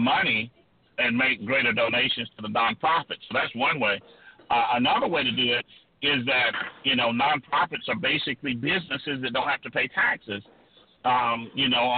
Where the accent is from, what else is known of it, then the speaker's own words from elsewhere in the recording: South Georgia, United States; I grew up poor in South Georgia, a rural agricultural community in South Georgia